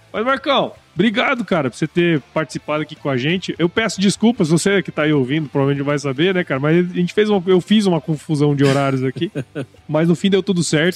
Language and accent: Portuguese; Cuiabá, Mato Grosso, Brazil; eu sou cuiabano